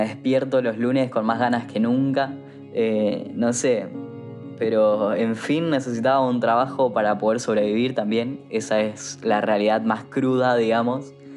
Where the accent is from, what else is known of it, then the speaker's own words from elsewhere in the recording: Corrientes, Argentina; moved away as an adult; now in Buenos Aires, Argentina; Yo soy de Corrientes y cruzaba todos los días a la provincia del Chaco a estudiar